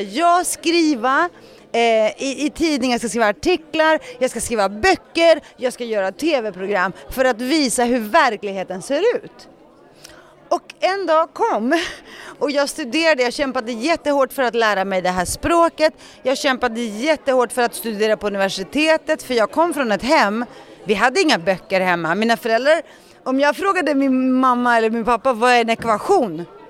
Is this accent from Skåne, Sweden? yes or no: no; Stockholm, Stockholm County, Sweden; Swedish is a second language; Så jag växte upp med en ensamstående mamma med tre barn i Rinkeby